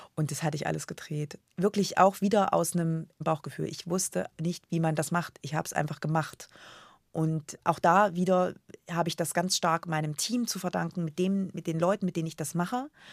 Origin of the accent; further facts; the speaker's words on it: a small village near Erfurt, Thuringia, Germany; moved away as an adult; also born or lived in Frankfurt am Main; Jetzt komme ich wirklich aus Erfurt, bei Erfurt, ein ganz kleines Dorf, 80 Einwohner